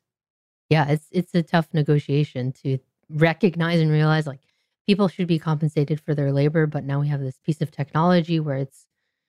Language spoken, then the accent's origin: English; Anaheim, California, United States; now in Los Angeles, United States; I'm in Los Angeles. And I grew up down in Anaheim, which is about 20 miles south.